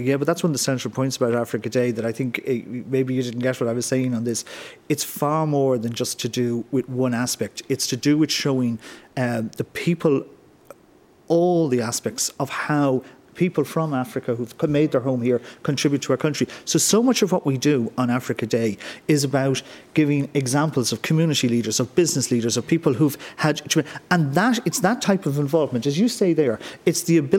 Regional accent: Ireland; When it comes to we're all Irish and we're all in this together

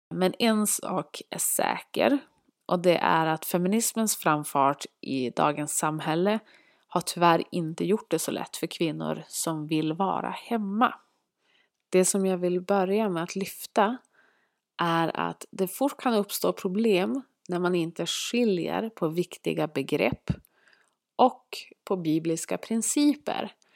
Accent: Norrland, Sweden; accent: Norrland dialect; Vi bor tillsammans uppe i Norrland, vilket ni kanske hör på min dialekt

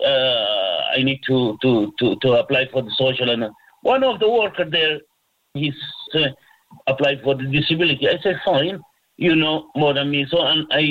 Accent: Sudan; moved away as an adult; now in Cork, Ireland; I'm originally from Sudan.

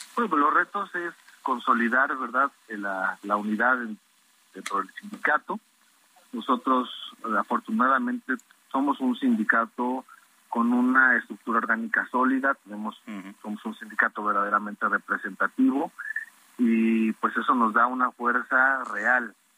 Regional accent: Mexico; como mexicanos

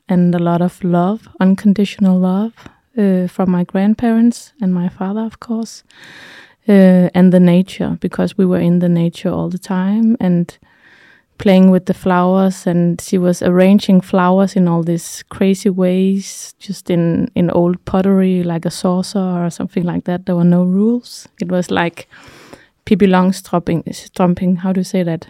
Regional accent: Denmark; also born or lived in Thy, Denmark; I'm from Jutland

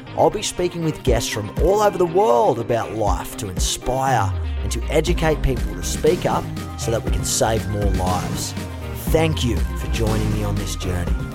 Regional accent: Australia; as an Aussie

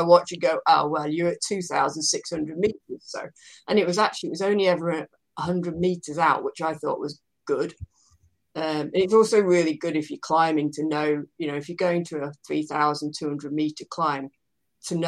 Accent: United Kingdom; I'm British

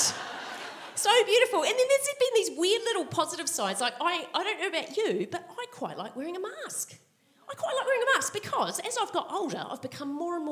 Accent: Christchurch, Canterbury, New Zealand; moved away as an adult; now in Melbourne, Australia; I'm from Christchurch, and so this is my hometown. And because I've said that, I have to follow that up with, I went to Burnside High

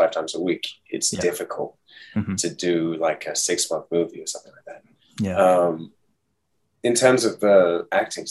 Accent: Hong Kong; moved away as an adult; also born or lived in United States; I was raised in Hong Kong, so it's been like my home base for most of my life

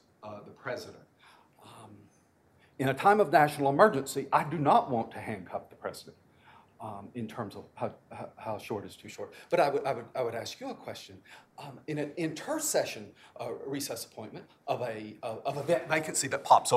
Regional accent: Arkansas, United States; I'm from Arkansas

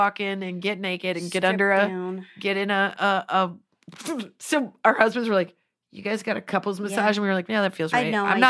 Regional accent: Nebraska, United States; Also, I'm from Nebraska. It's the plains, baby. I am meant to be on the ground.

